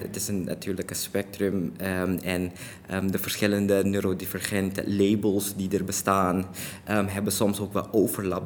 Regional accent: Suriname; now in Netherlands; ik ben in Suriname geboren en daar opgegroeid en ook daar naar school geweest.

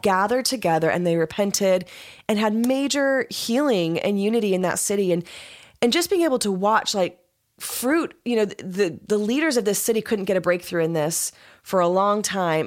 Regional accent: United States; I'm American

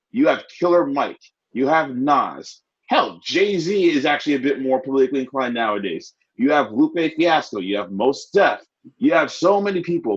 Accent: Ghana; also born or lived in Nigeria; me as a Ghanaian in Nigeria

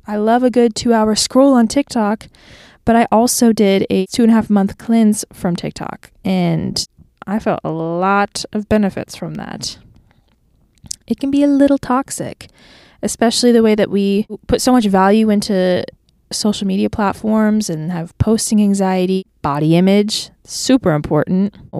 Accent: Clearwater, Florida, United States; moved away as an adult; now in Nashville, United States; I am from Clearwater, Florida, and I moved to Nashville, Tennessee six months ago

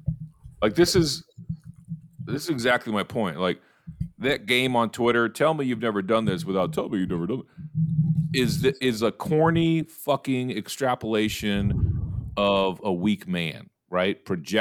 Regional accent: Chicago, Illinois, United States; And I'm from Chicago and I cover college football for CBS Sports.

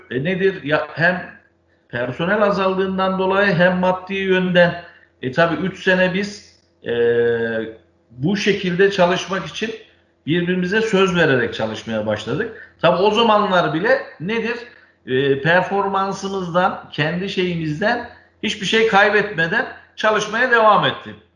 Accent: Ankara, Turkey; 1968 Ankara doğumluyum.

